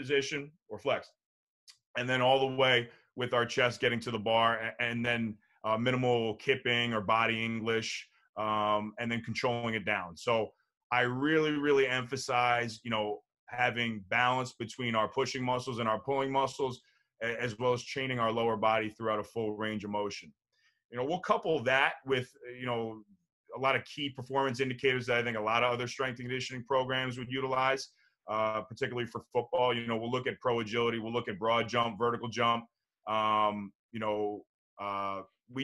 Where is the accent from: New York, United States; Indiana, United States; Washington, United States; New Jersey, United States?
New Jersey, United States; growing up in New Jersey